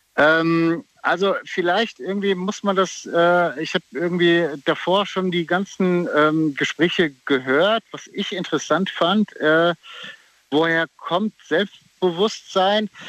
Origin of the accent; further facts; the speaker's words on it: Oberursel, Hesse, Germany; ich bin aus Oberursel